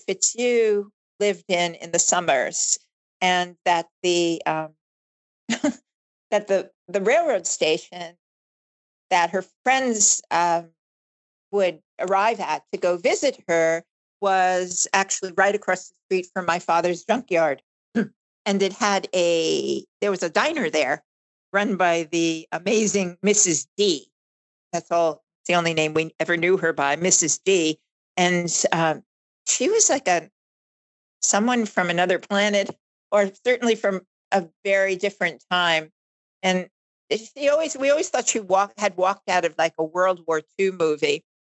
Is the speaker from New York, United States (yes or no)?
yes; Long Island, New York, United States; also born or lived in Bronx, New York; I was born in the Bronx, and uh, my family of five had migrated over several years to Long Island and then ultimately found ourselves at the end of Long Island